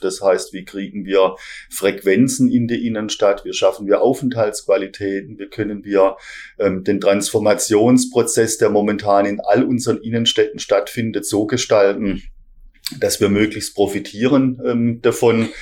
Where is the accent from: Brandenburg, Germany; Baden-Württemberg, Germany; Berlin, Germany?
Baden-Württemberg, Germany; Heilbronn; Ich bin in Heilbronn äh, geboren, bin hier ähm, äh, zum Kindergarten gegangen und äh, äh so die erste Sozialisierung habe ich hier in Heilbronn erfahren